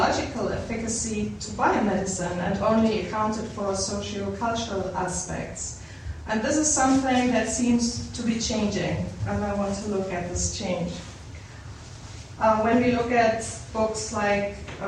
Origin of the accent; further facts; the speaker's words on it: Germany; moved away as an adult; also born or lived in Darjeeling, India / Berlin, Germany; I'm from Germany, and I came here in 2002